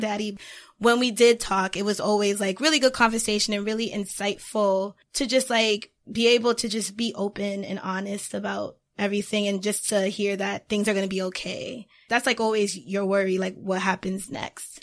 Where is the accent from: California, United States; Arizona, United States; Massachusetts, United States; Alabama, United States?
Massachusetts, United States; Boston; I am from the Boston area.